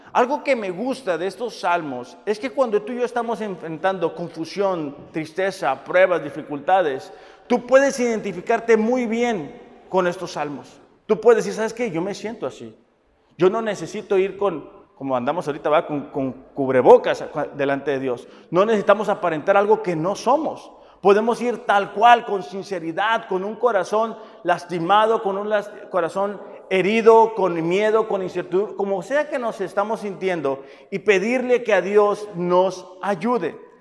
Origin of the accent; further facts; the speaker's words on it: Mexicali, Baja California, Mexico; yo que soy de Mexicali